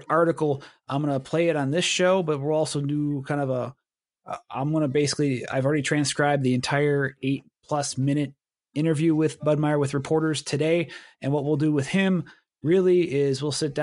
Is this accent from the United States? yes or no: yes; Milwaukee, Wisconsin, United States; I'm from Milwaukee